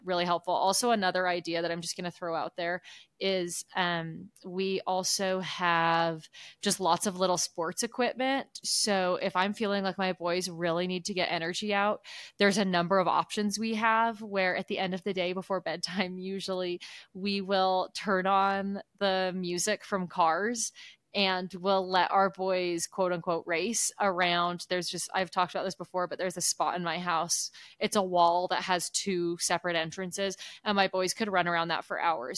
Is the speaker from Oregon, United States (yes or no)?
yes; Oregon, United States; moved away; growing up in Oregon